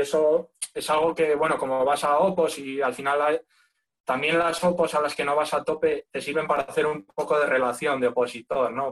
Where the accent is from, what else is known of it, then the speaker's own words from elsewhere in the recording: León, Castile and León, Spain; moved away as an adult; also born or lived in Asturias; yo soy de León, lo que pasa es que me fui a estudiar a, la Uni a Asturias